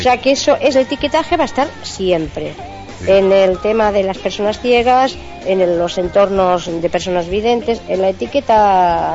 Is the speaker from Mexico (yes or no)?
no; Santa Coloma de Gramenet, Catalonia, Spain; moved away as an adult; also born or lived in Alicante; now in Sant Feliu, Spain; Yo soy de Santa Coloma de Gramanet.